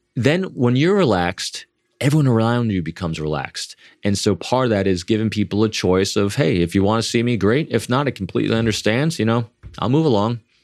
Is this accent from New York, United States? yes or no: yes; New York, United States; Me being an extrovert from the Northeast, as we were talking before, and I am from New York